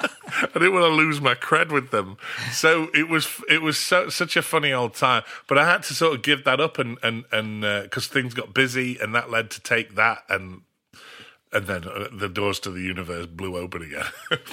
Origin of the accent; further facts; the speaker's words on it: Australia; moved away; also born or lived in North of England; I grew up in Australia. My parents emigrated when I was, uh, three